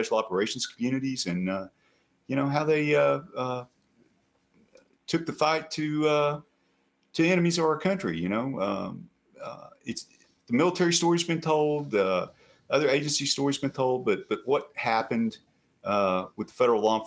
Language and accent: English; West Virginia, United States; moved away as an adult; I was the assistant special agent in charge of all the offices in West Virginia